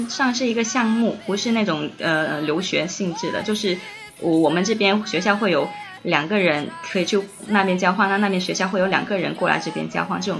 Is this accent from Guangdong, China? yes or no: yes; Guangdong, China; 因为我我是潮汕人嘛，我总觉得韩语跟日语是相对比较容易学的，跟我们的家乡语言有一点点相似